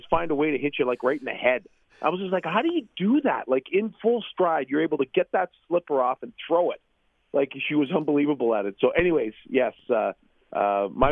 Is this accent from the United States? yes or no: no; Toronto, Ontario, Canada; I was born and raised in Toronto